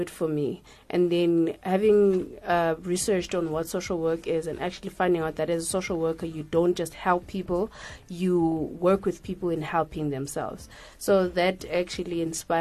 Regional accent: KwaZulu-Natal, South Africa; moved away as an adult; now in Gauteng, South Africa; born and bred in KZN.

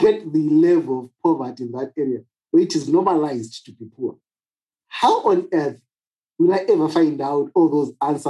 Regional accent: Cholocho, Zimbabwe; I grew up in Cholocho.

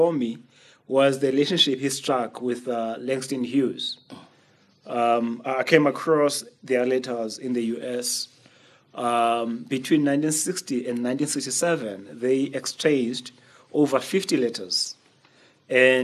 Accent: Makhanda, Eastern Cape, South Africa; I grew up in Makanda watching plays

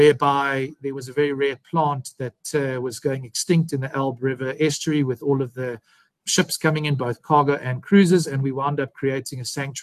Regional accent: South Africa; also born or lived in Harare, Zimbabwe; I was born in Harare, and I grew up there for a short portion of my childhood, and then I finished it here in South Africa. Finished my schooling.

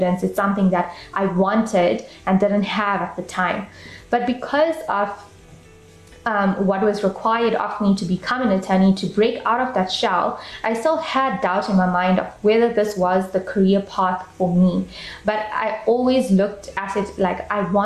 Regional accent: Durban, KwaZulu-Natal, South Africa; I grew up in Durban, South Africa, and I'm still currently living there.

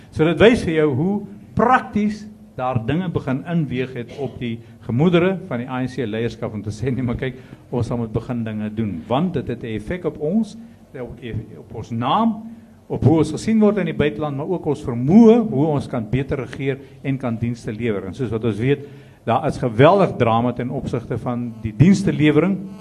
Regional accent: South Africa

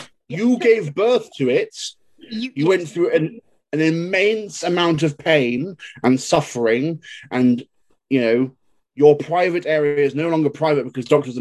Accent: England, United Kingdom; I come from England, we are quite well taught

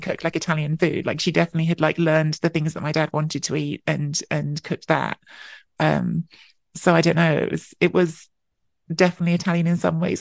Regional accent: London, United Kingdom; I was born and grew up in London.

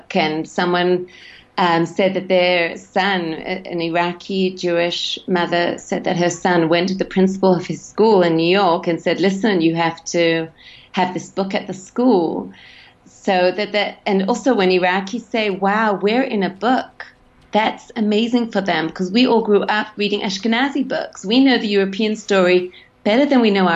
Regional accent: Sydney, New South Wales, Australia; moved away; I grew up in Sydney.

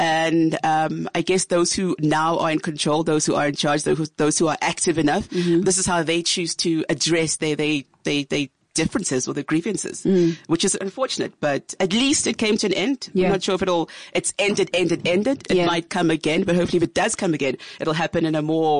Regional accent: Ghana; Difficult because we're from Ghana and our parents had moved down this side.

